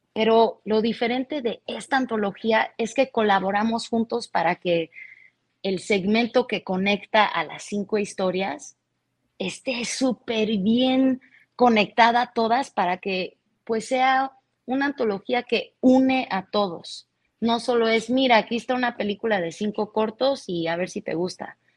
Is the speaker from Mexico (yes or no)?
yes; Mexico; como los mexicanos que somos